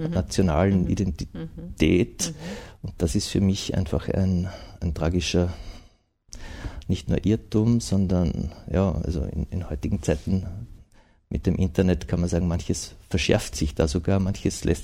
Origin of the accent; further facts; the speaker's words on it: Austria; ja, ich bin Österreicher, kann eh Tschechisch auch